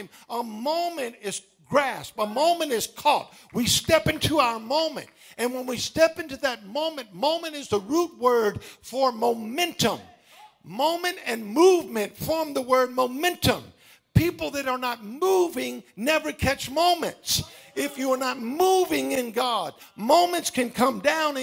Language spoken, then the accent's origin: English; Baton Rouge, Louisiana, United States; Right in my hometown